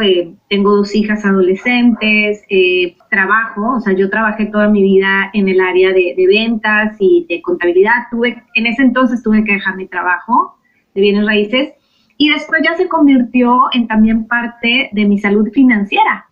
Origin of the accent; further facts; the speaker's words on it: Mexico; now in United States; vivo en Estados Unidos, soy mexicana